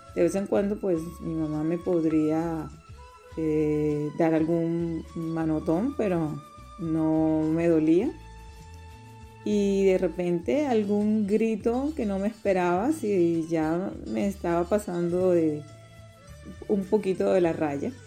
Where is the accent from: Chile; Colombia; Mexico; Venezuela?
Colombia; Barranquilla, Atlántico; now in Ireland; soy de Barranquilla, Colombia